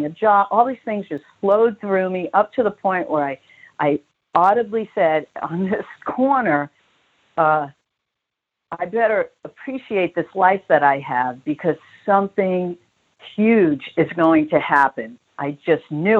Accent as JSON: {"language": "English", "town": "New York City", "region": "New York", "country": "United States", "tie": "born or raised there", "moved": "yes", "lives_now": "Palm Springs, United States", "said": "growing up in Brooklyn, especially in Bensonhurst"}